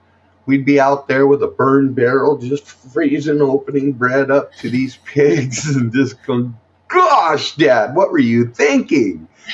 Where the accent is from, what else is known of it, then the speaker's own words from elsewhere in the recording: California, United States; we're from California.